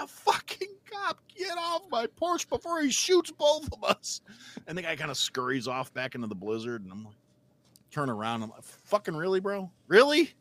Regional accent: Wisconsin, United States; now in Illinois, United States; I grew up in Wisconsin

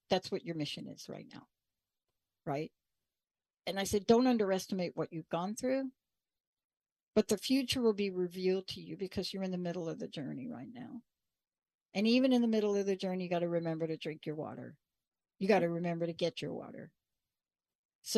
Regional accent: New York, United States; I grew up in New York.

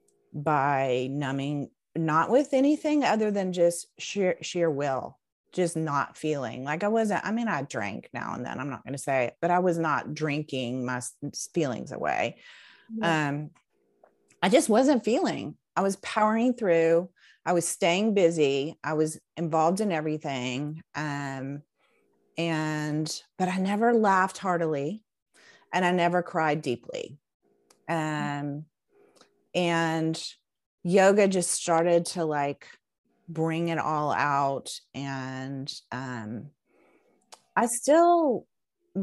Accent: Knoxville, Tennessee, United States; moved away as an adult; now in Chattanooga, United States; I grew up in Knoxville

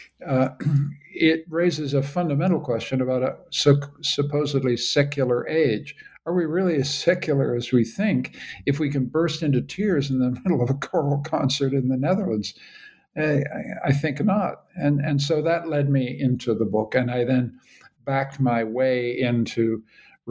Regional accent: Canada; now in Vienna, Austria; I'm a Canadian.

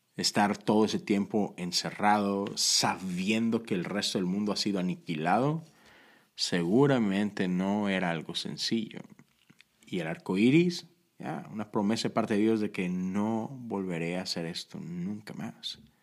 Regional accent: Monterrey, Nuevo León, Mexico; moved away; crecí en Monterrey, México

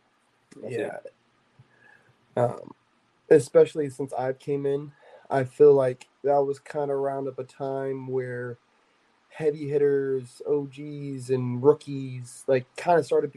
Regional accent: United States; I'm Native American.

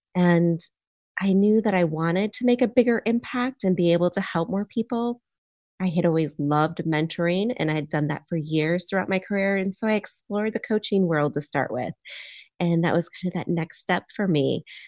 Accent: Michigan, United States; now in Charlotte, United States; I grew up in a, on a farm in Michigan

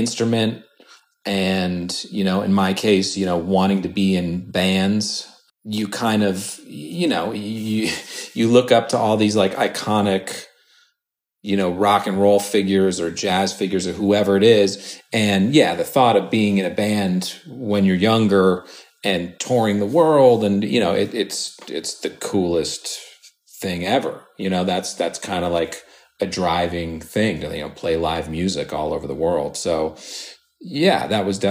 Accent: Santa Monica, California, United States; also born or lived in New York City / Whistler, Canada; I grew up in Santa Monica by the beach

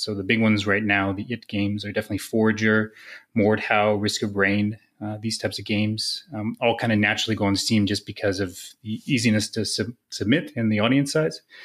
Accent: Canada; as a Canadian

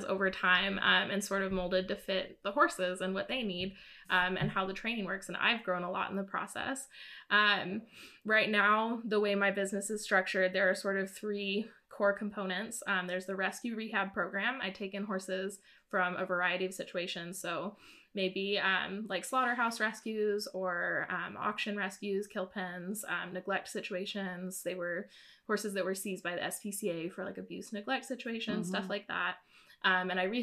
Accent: Southwest Missouri, United States; also born or lived in Vancouver area, Canada; I'm from Missouri, Southwest Missouri. And born and raised there

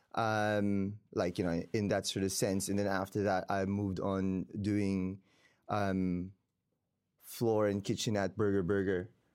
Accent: Davao, Davao Region, Philippines; moved away as an adult; also born or lived in Queenstown, New Zealand / Wellington, New Zealand; now in New Zealand; I was born and raised in the Philippines, in Davao, Mindanao, the bottom south, um, of the country

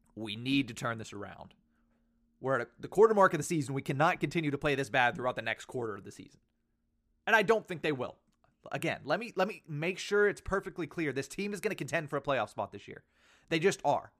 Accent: Western Pennsylvania, United States; I grew up in Western Pennsylvania

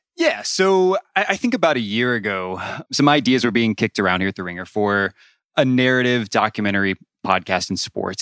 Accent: Atlanta, Georgia, United States; growing up equally far away in, in suburban Atlanta

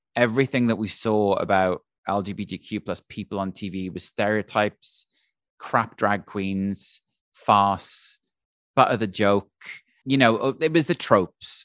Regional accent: Wales, United Kingdom; moved away as an adult; also born or lived in London; now in New York, United States; when I was growing up in Wales

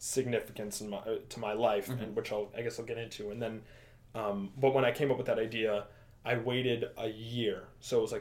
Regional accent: United States; born in the United States, but I'm 100% Greek

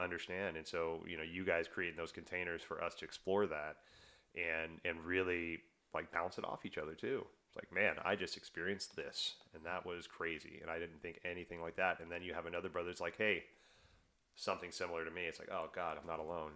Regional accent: the South, United States; I grew up in the South

